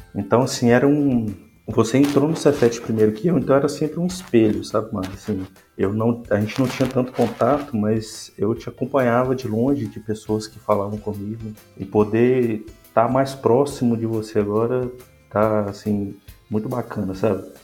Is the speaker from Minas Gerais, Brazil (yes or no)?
yes; Minas Gerais, Brazil; sou mineiro.